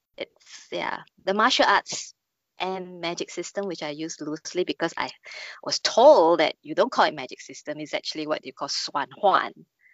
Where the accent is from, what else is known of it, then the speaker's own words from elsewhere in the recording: China; I'm Chinese. I grew up on Wuxia and Xianxia movies and TV series.